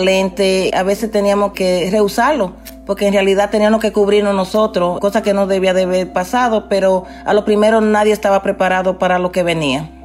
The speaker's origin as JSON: {"language": "Spanish", "country": "Dominican Republic", "also_born_or_lived": "Queens, New York", "moved": "as an adult", "lives_now": "New York, United States", "said": "ya trabajando como enfermera en mi país, en República Dominicana, y aquí en Nueva York ya tengo 26 eh, años trabajando en la salud"}